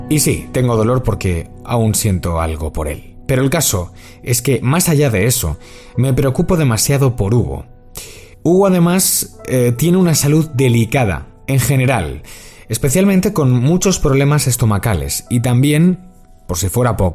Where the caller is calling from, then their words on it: Madrid, Community of Madrid, Spain; de Madrid